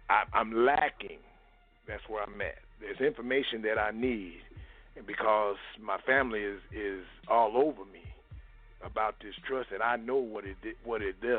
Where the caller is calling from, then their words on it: Minnesota, United States; I'm calling from Minnesota.